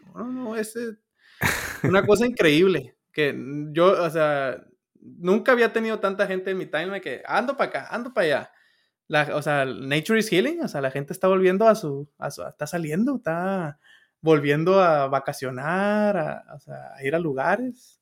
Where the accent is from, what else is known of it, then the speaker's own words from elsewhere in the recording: Sinaloa, Mexico; yo soy de Sinaloa